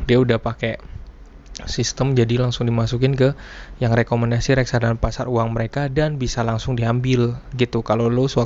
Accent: Blitar, East Java, Indonesia; yang udah gua kenal dulu sejak kecil waktu di Blitar ya tempat uh, eh, gue tinggal dulu bersama kakek gue seorang prajurit Blitar.

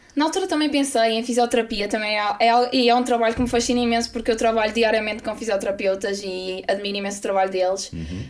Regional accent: Braga, Norte, Portugal; eu sou de Braga, sempre fui do Braga

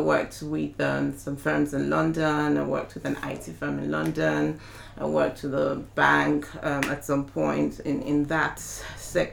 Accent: Ilorin, Kwara, Nigeria; moved away as an adult; also born or lived in Ibadan, Oyo State, Nigeria / Abuja, Nigeria; now in Essex, United Kingdom; I was born in Nigeria. I was born in Ibadan, in Oyo State in Nigeria. And I was still really young when we moved from Oyo State to Kwara State. And I virtually lived till I moved to the UK in Ilorin

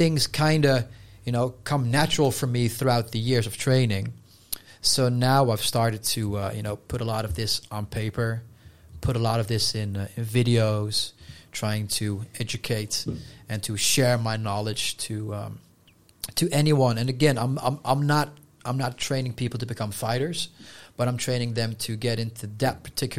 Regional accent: Netherlands; first language Dutch; English is a second language; Because in Dutch, if you know, we say we're from Holland, and you are a Hollander

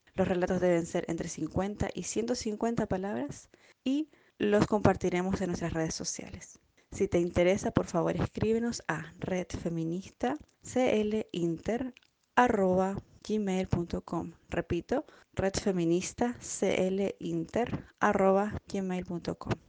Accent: Chile; now in Stuttgart, Germany; soy parte de la Red Feminista de Chilenes Migrantes

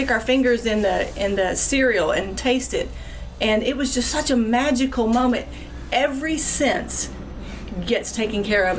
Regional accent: Florida, United States; moved away as an adult; also born or lived in North Carolina; now in Kentucky, United States; I grew up in Florida and moved to North Carolina years ago

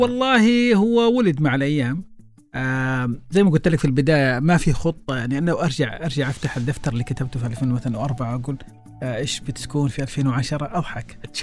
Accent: Saudi Arabia; عندنا في السعوديه

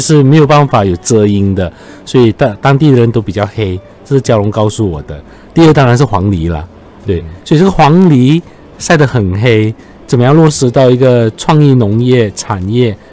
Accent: Johor, Malaysia; 我们作为酒后人，常，常觉得我们就会地缘辽阔，嗯。交通不便利

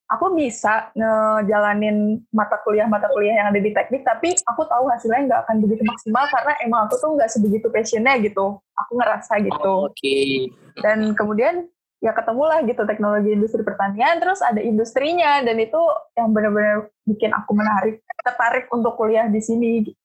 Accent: Bekasi, West Java, Indonesia; Dan kebetulan karena aku domisilinya asalnya dari Bekasi, uh, dan setahu aku tuh Unpad kan menerapkan putra-putri Jawa Barat gitu ya.

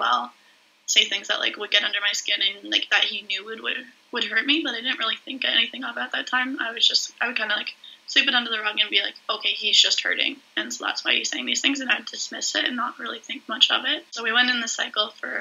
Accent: Whitby, Ontario, Canada; also born or lived in Peterborough, Ontario; I'm from Whitby, Ontario

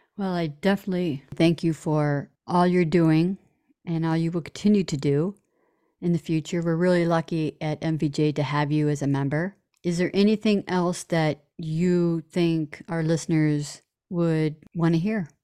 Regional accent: Toledo, Ohio, United States; my hometown of Toledo, Ohio

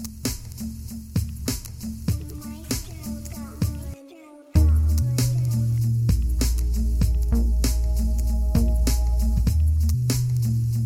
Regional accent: New York City, New York, United States; I'm a New Yorker

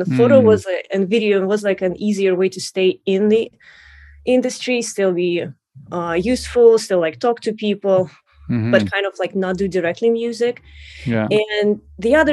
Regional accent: Russia; moved away as an adult; now in United States; I'm originally from Russia, and I actually came to US about 10 years ago to study music

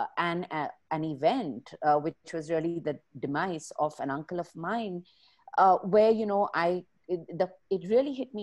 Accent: Bangalore, Karnataka, India; I am from Bangalore. My roots are here, which means my parents are here

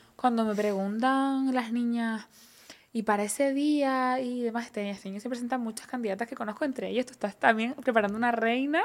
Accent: Canary Islands, Spain; somos la mujer canaria, esa mezcla bereber, guanche, latinoamericana, europea

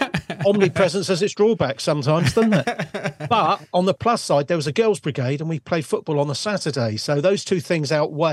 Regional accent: Bournemouth, South West England, United Kingdom; now in Littlehampton, United Kingdom; I come from Bournemouth originally

